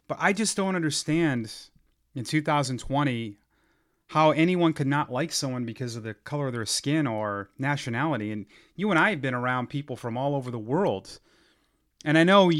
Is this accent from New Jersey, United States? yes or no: no; Ashland, Massachusetts, United States; my hometown of Ashland, Mass